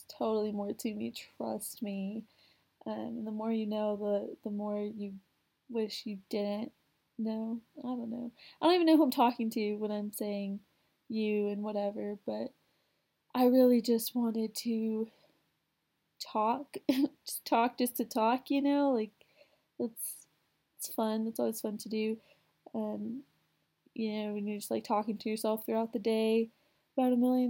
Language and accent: English; Houston, Texas, United States; now in Texas, United States; I'm originally from Houston, where, there's millions of people